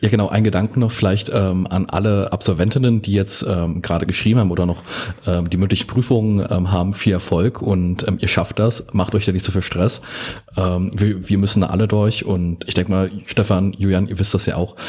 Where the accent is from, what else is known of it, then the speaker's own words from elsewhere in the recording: Osterweddingen, Saxony-Anhalt, Germany; in meiner Heimat ähm, hat, wurde es sehr stark ausgebaut. bei uns wurde das Gewerbgebiet in Osterwedding